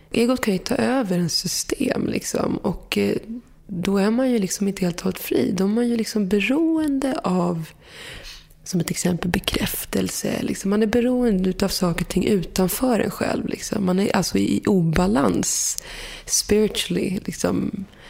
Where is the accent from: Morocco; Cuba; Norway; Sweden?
Morocco; Där jag kommer ifrån, liksom, man är marockan med berber